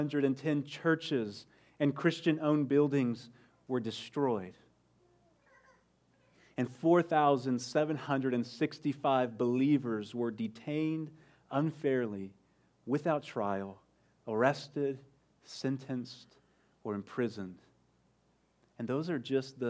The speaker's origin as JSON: {"language": "English", "town": "Midland", "region": "Texas", "country": "United States", "moved": "yes", "said": "I'm originally from West Texas, from Midland"}